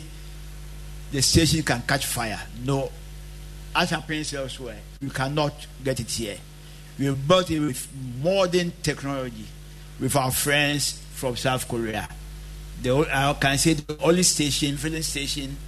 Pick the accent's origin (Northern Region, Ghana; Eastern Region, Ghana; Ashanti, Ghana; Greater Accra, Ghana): Ashanti, Ghana; Kwaman; at Kwaman, my hometown